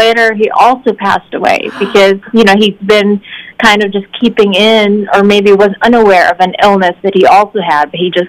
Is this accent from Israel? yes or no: no; Philippines; moved away; I was born and raised in the Philippines